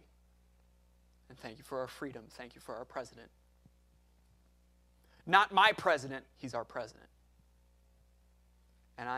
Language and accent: English; United States; we are all American